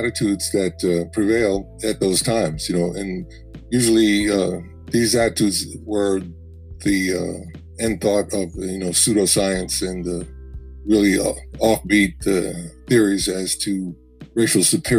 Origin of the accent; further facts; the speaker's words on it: New York City, New York, United States; I was born and raised in New York City in Manhattan, and the part of Manhattan that I lived in was the last part of Manhattan that George Washington controlled